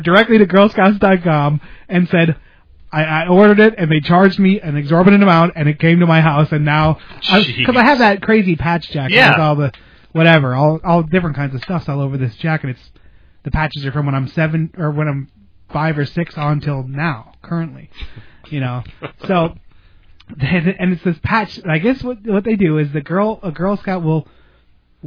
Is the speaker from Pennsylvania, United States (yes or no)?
yes; Slatington, Pennsylvania, United States; moved away; things that were only in my hometown, like that Golden Sun potato chips and A-Treat